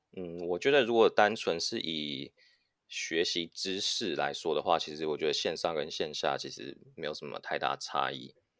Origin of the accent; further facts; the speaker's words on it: Taiwan; moved away as an adult; also born or lived in United States / United Kingdom / Singapore; now in Silicon Valley, United States; 我在嗯。美国出生，然后台湾长大，现在是戏骨 A I 新创 Learning Pal 的嗯。共同创办人